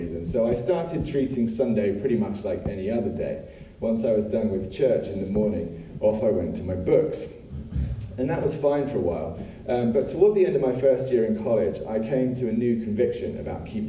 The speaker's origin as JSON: {"language": "English", "region": "England", "country": "United Kingdom", "tie": "born or raised there", "moved": "yes", "said": "I grew up in England"}